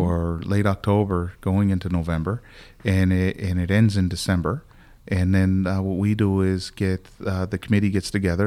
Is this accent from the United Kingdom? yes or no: no; Sydney, Nova Scotia, Canada; We're both from Whitney Pier.